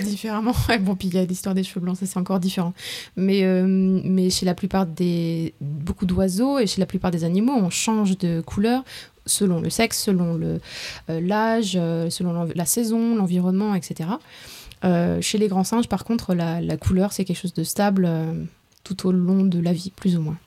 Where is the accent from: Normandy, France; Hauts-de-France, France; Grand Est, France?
Grand Est, France; Strasbourg; moved away as an adult; also born or lived in Tours / Marseille / Boston; née à Tours, dans le centre de la France. après, j'ai grandi à Strasbourg